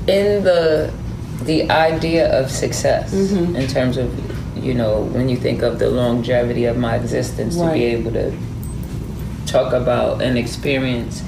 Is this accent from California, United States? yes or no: no; New York City, New York, United States; also born or lived in Atlanta; I am born and raised from the Boogie Down Bronx